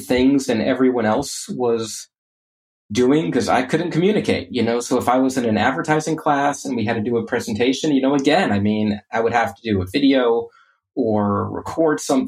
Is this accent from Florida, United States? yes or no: yes; Orlando, Florida, United States; I grew up in Orlando